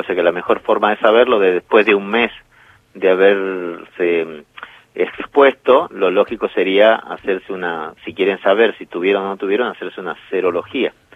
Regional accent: Jujuy, Argentina; Jujuy, por ejemplo, donde yo nací

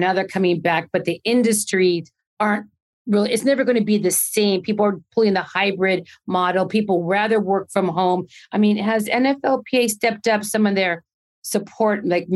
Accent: Arizona, United States; AZ, my hometown

